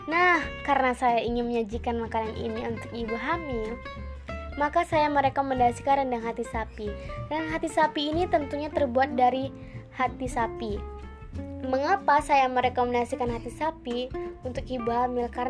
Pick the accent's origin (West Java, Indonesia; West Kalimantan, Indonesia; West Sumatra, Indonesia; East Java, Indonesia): West Sumatra, Indonesia; Padang; Saya berasal dari kota Padang.